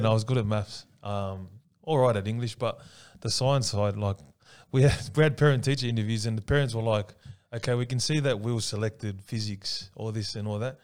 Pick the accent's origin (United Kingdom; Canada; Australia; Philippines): Australia; Sydney, New South Wales; also born or lived in Paddington, Sydney / Punchbowl, Sydney / Ingleburn, Sydney / Tonga (ancestry); I was actually brought up with all the, the brothers down in Lakemba